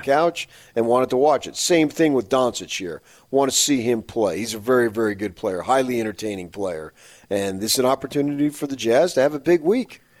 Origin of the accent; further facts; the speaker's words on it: Phoenix, Arizona, United States; moved away; I listen to some uh, uh, Phoenix sports radio when I'm when I go to the gym just to see what's going on in my in my hometown